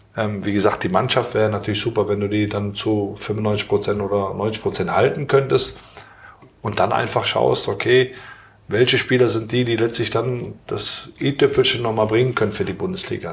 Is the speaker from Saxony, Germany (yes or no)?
no; Aachen, North Rhine-Westphalia, Germany; moved away; ist ja meine Heimatstadt